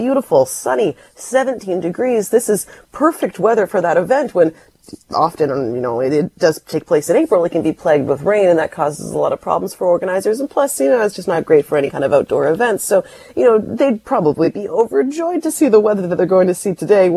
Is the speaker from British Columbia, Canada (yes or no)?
yes; Delta, British Columbia, Canada; you and I both grew up in the suburbs. I grew up in North Delta